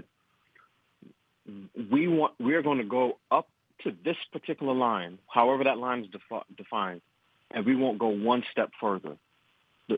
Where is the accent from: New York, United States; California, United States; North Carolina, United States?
New York, United States; I'm from New York